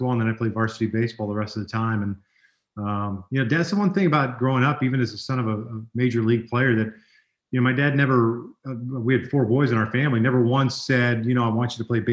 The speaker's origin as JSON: {"language": "English", "town": "Overland Park", "region": "Kansas", "country": "United States", "tie": "born or raised there", "also_born_or_lived": "Miami, Florida", "moved": "as an adult", "said": "I was born in Miami and raised in the Kansas City area, a place called Overland Park"}